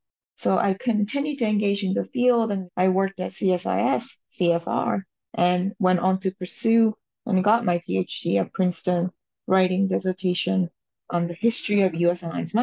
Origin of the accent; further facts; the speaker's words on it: Tokyo, Japan; moved away as an adult; also born or lived in Monterey, California; I was born and raised in Tokyo, and the first time I came to the United States was when I was 16 years old as an exchange student. I lived in Monterey, California, with a big family of Navy affiliation